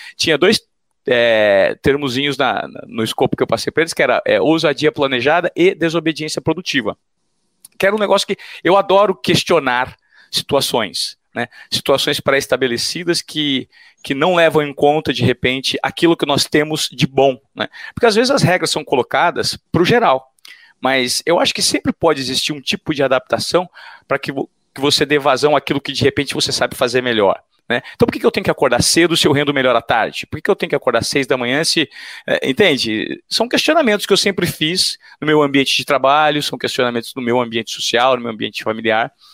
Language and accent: Portuguese; Presidente Venceslau, São Paulo, Brazil; accent: caipira; Eu sou o típico caipira, criado no interior de São Paulo, que foi conhecer São Paulo, a capital, com 17 anos